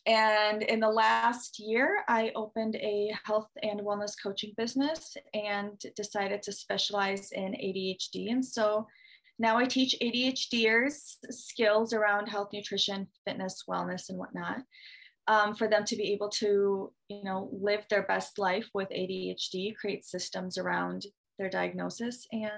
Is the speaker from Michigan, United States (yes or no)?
yes; Michigan, United States; also born or lived in Russia; So I'm from Michigan. Not originally born here, moved here from Russia when I was younger. So not an American, I am an American citizen, not an American, but consider myself American enough.